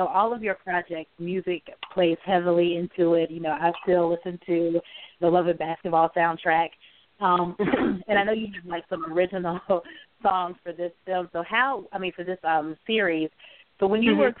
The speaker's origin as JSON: {"language": "English", "region": "North Carolina", "country": "United States", "tie": "born or raised there", "said": "I was born and raised in North Carolina."}